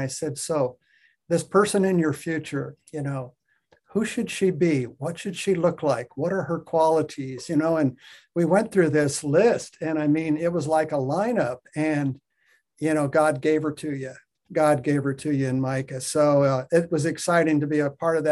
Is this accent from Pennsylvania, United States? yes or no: no; Western Nebraska, United States; I was raised in Western Nebraska on a farm